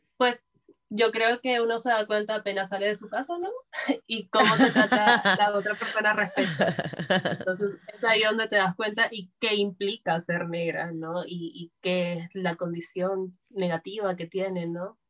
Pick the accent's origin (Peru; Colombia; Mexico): Peru; Lima; yo soy de Lima, ah, y vivo en un barrio que se llama Breña